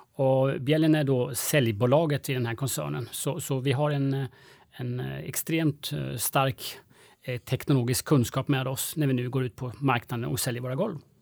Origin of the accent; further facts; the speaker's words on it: Sweden; vi svenskar